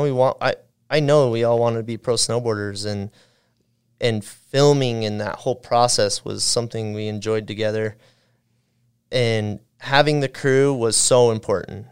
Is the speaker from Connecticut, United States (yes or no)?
no; Ogden, Utah, United States; growing up in Ogden, Utah, I was a little isolated from the snowboard scene